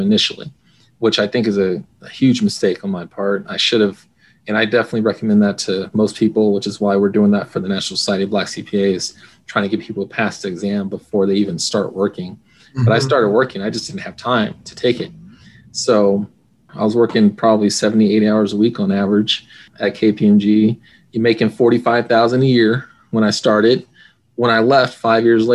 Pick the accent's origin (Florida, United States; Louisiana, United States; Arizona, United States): Arizona, United States; Phoenix; I'm from Phoenix, Arizona